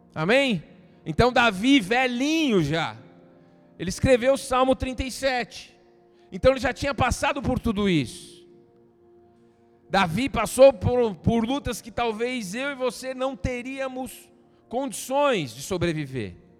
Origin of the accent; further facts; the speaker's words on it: Brazil; nós brasileiros